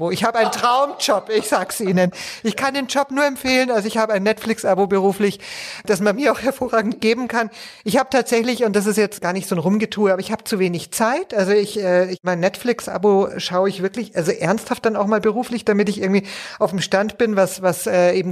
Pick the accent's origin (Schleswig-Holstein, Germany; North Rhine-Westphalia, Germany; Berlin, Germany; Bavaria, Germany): Bavaria, Germany; mich meine Heimat.